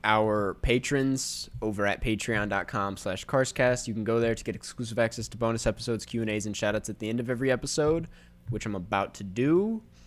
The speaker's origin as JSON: {"language": "English", "town": "Saint Paul", "region": "Minnesota", "country": "United States", "said": "I'm from Saint Paul"}